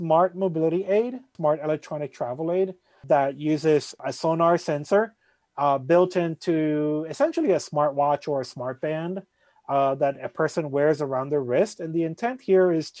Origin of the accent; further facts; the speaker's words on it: Puerto Rico; now in Boston, United States; I'm originally from Puerto Rico